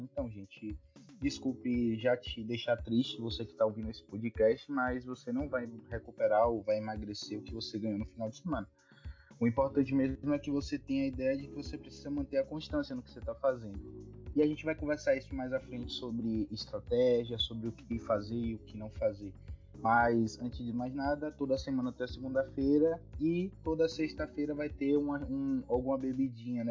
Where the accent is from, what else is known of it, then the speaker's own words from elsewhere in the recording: Bahia, Brazil; sou aqui da Bahia